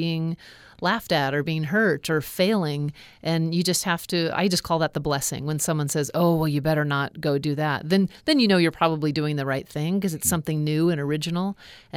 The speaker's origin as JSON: {"language": "English", "region": "Alaska", "country": "United States", "tie": "born or raised there", "said": "growing up in Alaska"}